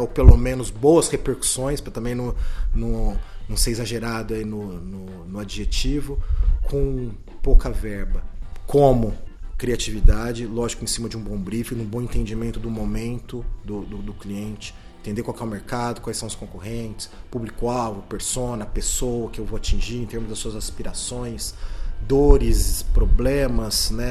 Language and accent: Portuguese; Ribeirão Preto, São Paulo, Brazil; eu sou de Ribeirão Preto, me formei aqui em, em Ribeirão